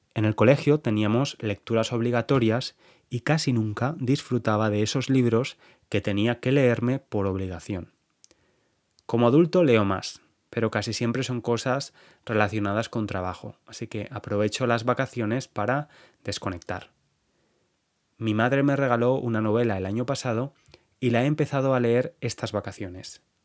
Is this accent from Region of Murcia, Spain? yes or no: no; Valencia, Valencian Community, Spain; moved away as an adult; now in London, United Kingdom; Yo nací en el Mediterráneo, en Valencia